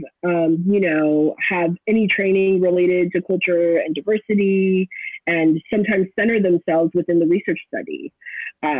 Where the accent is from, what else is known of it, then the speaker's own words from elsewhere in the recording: Los Angeles, California, United States; moved away as an adult; now in Florida, United States; So I'm originally from Los Angeles. I grew up in the San Fernando Valley